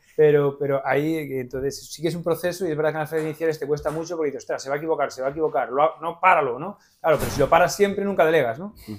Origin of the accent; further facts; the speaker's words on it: Vigo, Galicia, Spain; also born or lived in Santiago de Compostela; soy de Vigo, pero bueno, medio de Santiago, nací en Santiago, mi, familia materna es de Santiago y mi madre, pues... Eh, eh, bueno, que me llevó a hacer a Santiago y volví a Vigo, eh, soy de Vigo